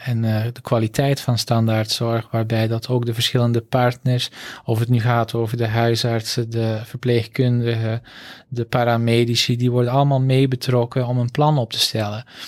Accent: Antwerp, Flanders, Belgium; accent: zuidelijke tongval; moved away as an adult; also born or lived in Groningen / Utrecht; now in Netherlands; Ik ben opgegroeid in Antwerpen

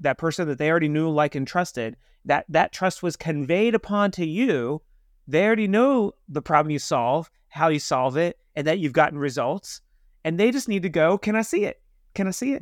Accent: Kansas, United States; I'm from Kansas

